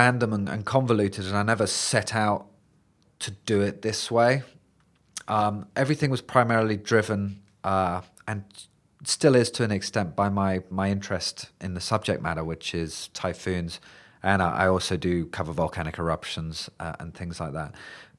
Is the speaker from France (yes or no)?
no; England, United Kingdom; being interested in just thunderstorms in England, which is where I grew up, which are pretty tame, as any British people would know.